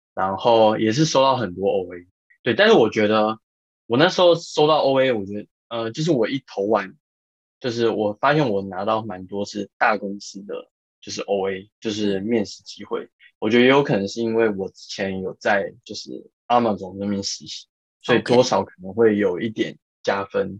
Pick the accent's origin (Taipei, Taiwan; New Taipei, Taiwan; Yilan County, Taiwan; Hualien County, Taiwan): Yilan County, Taiwan; moved away; 然后但是因为刚好呃我是宜兰人，所以我比较不太 care 下雨这件事